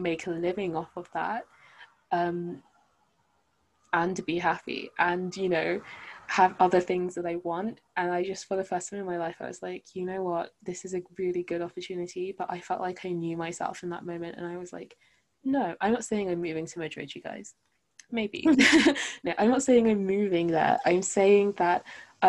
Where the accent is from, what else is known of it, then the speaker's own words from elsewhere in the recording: London, United Kingdom; I grew up in London.